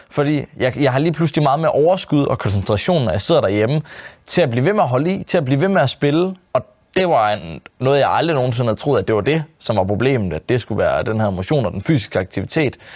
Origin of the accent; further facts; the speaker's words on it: Jutland, Denmark; fordi han kommer måske fra Sjælland af, og jeg kommer fra Jylland